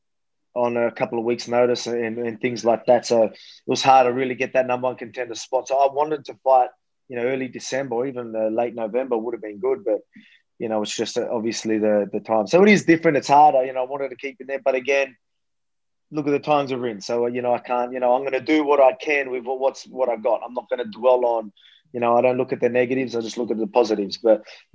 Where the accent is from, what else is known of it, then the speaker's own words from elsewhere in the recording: Australia; I'm just a Aussie bogan.